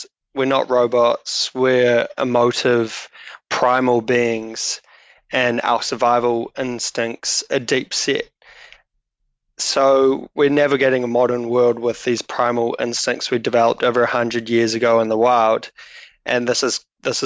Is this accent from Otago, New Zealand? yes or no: no; Auckland, New Zealand; also born or lived in Dunedin; now in Wellington, New Zealand; I was born in Auckland